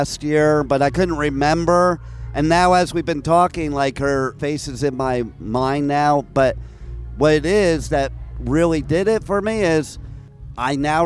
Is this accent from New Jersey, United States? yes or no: yes; New Jersey, United States; moved away; I'm originally from Jersey. We're known for Jersey corn